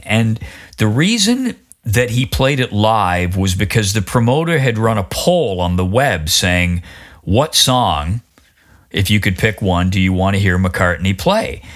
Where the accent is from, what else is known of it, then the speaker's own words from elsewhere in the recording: Oshawa, Ontario, Canada; growing up in Oshawa in 1970